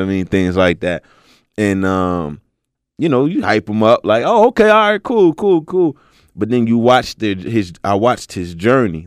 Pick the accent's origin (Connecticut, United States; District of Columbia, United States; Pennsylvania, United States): Pennsylvania, United States; Philadelphia; moved away; I'm originally from Philly, so I used to live out here